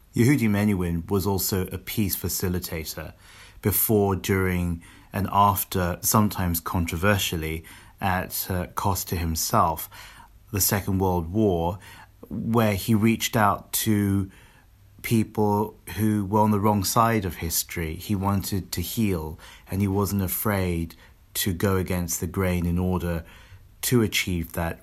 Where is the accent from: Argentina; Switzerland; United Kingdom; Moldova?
United Kingdom; London; where I grew up in London